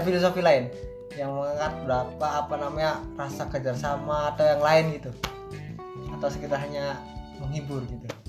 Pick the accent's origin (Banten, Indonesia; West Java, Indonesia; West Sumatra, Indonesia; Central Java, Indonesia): West Java, Indonesia; Cirebon; daerahku Cirebon